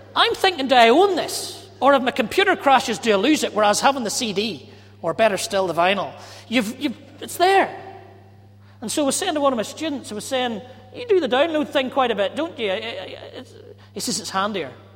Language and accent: English; Ballymena, Northern Ireland, United Kingdom; I'm from Ballymena